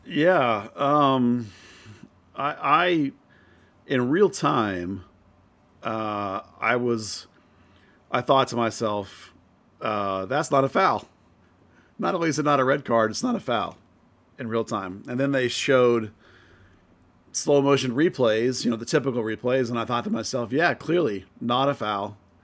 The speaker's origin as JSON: {"language": "English", "country": "United States", "said": "as an American"}